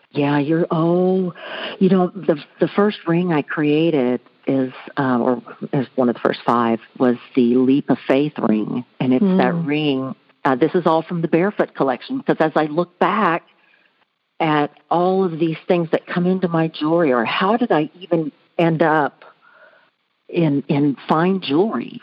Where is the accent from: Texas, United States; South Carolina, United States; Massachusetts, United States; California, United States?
Texas, United States; Houston; I grew up in Houston, Texas, kind of on the outskirts of Houston